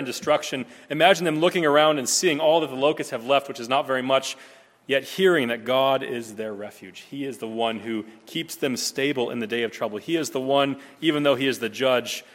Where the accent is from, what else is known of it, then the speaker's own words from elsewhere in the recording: Nebraska, United States; growing up in Nebraska